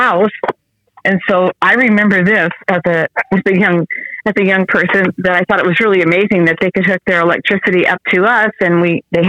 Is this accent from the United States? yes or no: yes; Kelso, Washington, United States; I grew up in South Kelso